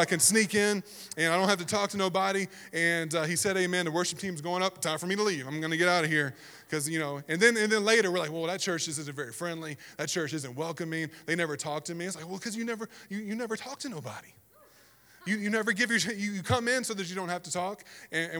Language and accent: English; the South, United States; moved away; I grew up in the South, and it was different over there